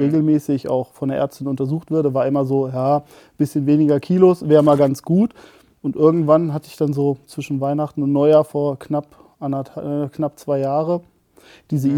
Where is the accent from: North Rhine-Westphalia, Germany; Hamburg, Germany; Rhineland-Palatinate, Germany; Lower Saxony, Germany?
Lower Saxony, Germany; Barsinghausen; Ich komme witzigerweise sogar aus dem Großraum Hannover, aus dem schönen Basinghausen am Deister